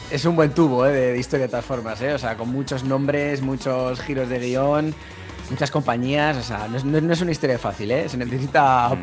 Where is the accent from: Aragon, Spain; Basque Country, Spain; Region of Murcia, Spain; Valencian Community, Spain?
Basque Country, Spain; Vasco soy muy vasco, ¿eh? Muy, muy vasco